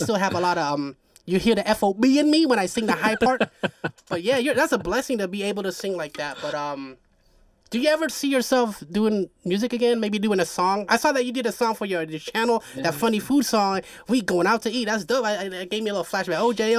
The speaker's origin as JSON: {"language": "English", "country": "Haiti", "accent": "Haitian", "said": "my Haitian accent, because I have Jamaican homies out here, so it's like, it kind of like stuck with me"}